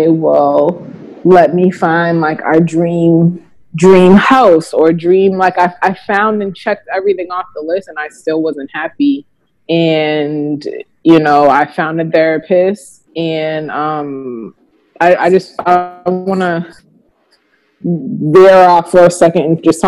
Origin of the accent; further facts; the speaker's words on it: Boston, Massachusetts, United States; also born or lived in Georgia; now in Virginia, United States; I'm from Boston